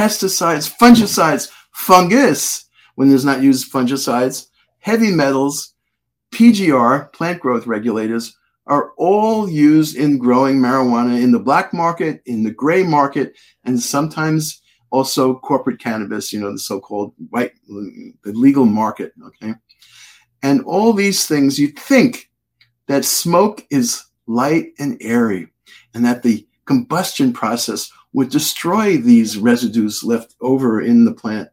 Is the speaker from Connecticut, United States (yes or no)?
yes; Connecticut, United States; I'm from Connecticut